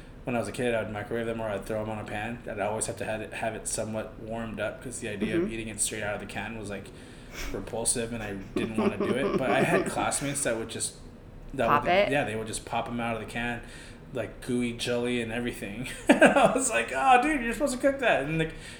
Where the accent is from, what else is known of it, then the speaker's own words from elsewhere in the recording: Pico Rivera, California, United States; moved away as an adult; also born or lived in Nolita, New York; now in New York, United States; I'm from Pico Rivera, which is 20 minutes away from downtown